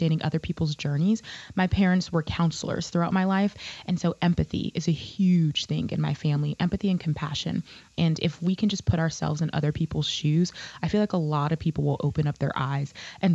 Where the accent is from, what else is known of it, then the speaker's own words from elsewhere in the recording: the South, United States; also born or lived in North Carolina; now in Pensacola, United States; I grew up in the South as a professional Black woman